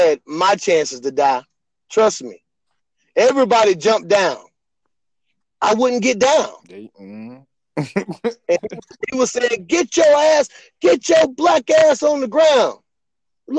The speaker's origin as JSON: {"language": "English", "region": "East Texas", "country": "United States", "said": "I'm from East Texas. I'm originally from East Texas."}